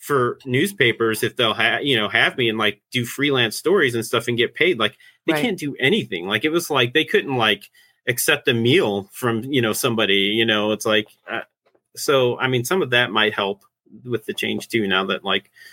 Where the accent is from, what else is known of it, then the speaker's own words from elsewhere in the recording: Hammond, Indiana, United States; also born or lived in Bloomington, Indiana; I grew up in Northwest Indiana in Hammond.